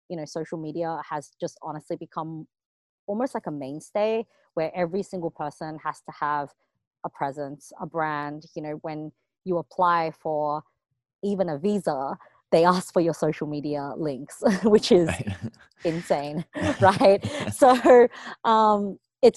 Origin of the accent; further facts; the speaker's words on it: Sydney, New South Wales, Australia; moved away; I grew up in Sydney, Australia